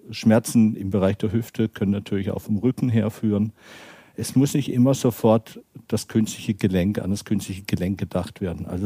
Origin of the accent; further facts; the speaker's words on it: Renchen, Baden-Württemberg, Germany; Gebürtig bin ich aus dem Süden von Deutschland und meine Wurzeln sind in Rännchen, kennt keiner